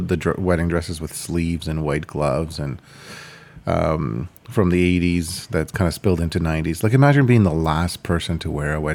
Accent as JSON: {"language": "English", "country": "Ukraine", "tie": "born or raised there", "moved": "yes", "said": "I was born in Ukraine"}